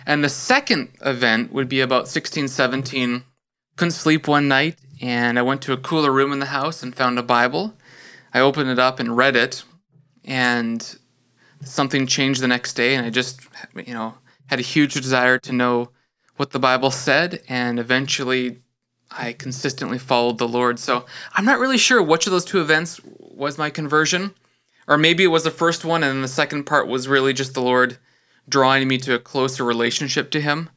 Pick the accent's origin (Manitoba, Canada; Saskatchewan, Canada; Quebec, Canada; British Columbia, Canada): British Columbia, Canada; also born or lived in Alberta / Western Canada; now in Ontario, Canada; was born in British Columbia, so I'm born in the same province that you're